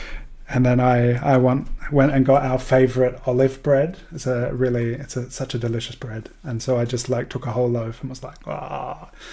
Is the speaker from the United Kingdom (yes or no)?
no; Australia; growing up in Australia